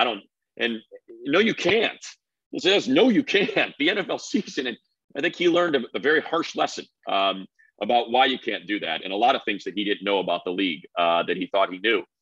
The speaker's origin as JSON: {"language": "English", "region": "Midwest", "country": "United States", "moved": "yes", "said": "I'm from the Midwest, so I'm gonna go up see my parents"}